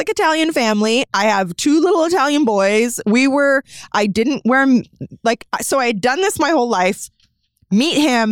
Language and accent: English; Burlington, Ontario, Canada; also born or lived in Ancaster, Ontario; I grew up in Burlington and then I moved to Ancaster and raised my family in Ancaster.